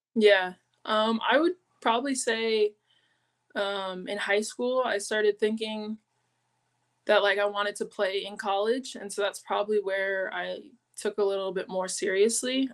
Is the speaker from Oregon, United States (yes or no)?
no; San Diego, California, United States; also born or lived in Monterey, California; I was born in Monterey, California, but I was raised in San Diego, California